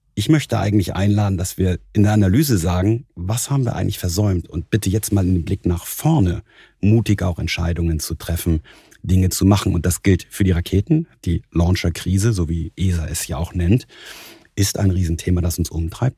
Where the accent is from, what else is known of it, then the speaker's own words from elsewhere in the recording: Husum, Schleswig-Holstein, Germany; moved away as an adult; also born or lived in Kiel / Stuttgart; now in Munich, Germany; seit meinen Kindheitstagen als Norddeutscher in Kiel, auf Kiel gelegt, in Husum aufgewachsen